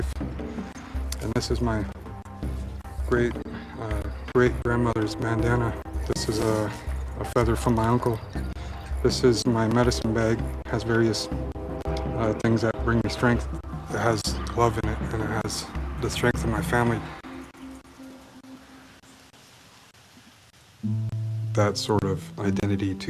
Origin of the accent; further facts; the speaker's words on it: Portland, Oregon, United States; Born and raised in Portland, Oregon